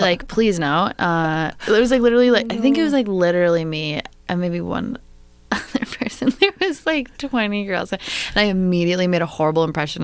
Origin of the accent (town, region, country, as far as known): Bayfield, Wisconsin, United States; born or raised there; moved away; also born or lived in Madison, Wisconsin